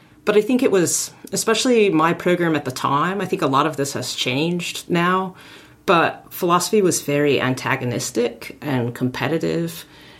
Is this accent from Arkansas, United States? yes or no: yes; Arkansas, United States; I grew up in Arkansas